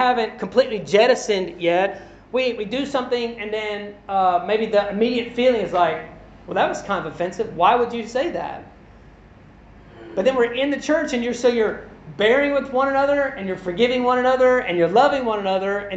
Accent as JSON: {"language": "English", "region": "Kentucky", "country": "United States", "said": "I'm a white guy. I'm from Kentucky in the U.S."}